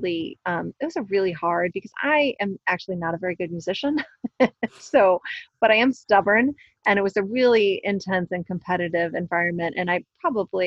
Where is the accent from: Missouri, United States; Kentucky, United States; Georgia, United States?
Kentucky, United States; Louisville; I'm from Louisville